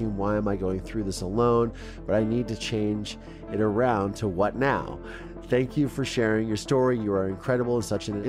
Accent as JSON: {"language": "English", "town": "Mansfield", "region": "Ohio", "country": "United States", "tie": "born or raised there", "moved": "as an adult", "said": "I love my hometown"}